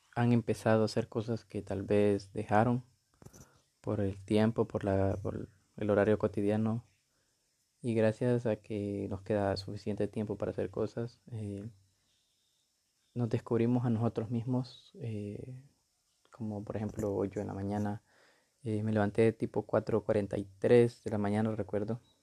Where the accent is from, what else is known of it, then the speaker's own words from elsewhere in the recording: Honduras; Tengo 20 años y soy de Honduras.